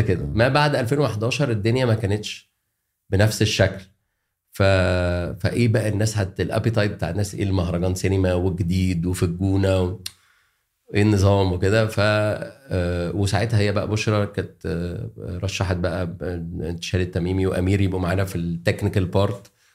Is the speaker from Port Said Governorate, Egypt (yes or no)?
no; Alexandria, Alexandria Governorate, Egypt; moved away as an adult; now in Cairo, Egypt; انا عشان اسكندراني